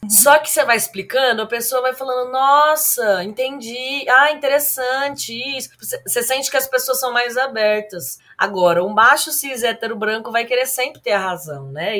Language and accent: Portuguese; Ribeirão Preto, São Paulo, Brazil; also born or lived in Belo Horizonte; Atualmente moro em Ribeirão Preto. Aliás, nasci em Ribeirão Preto